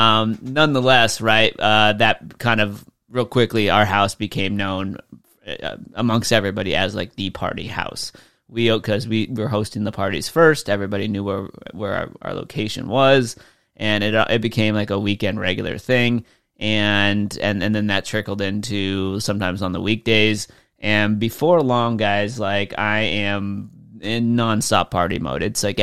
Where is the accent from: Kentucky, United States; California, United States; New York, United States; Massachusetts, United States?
California, United States; moved away; since I grew up in SoCal, right? We don't get snow.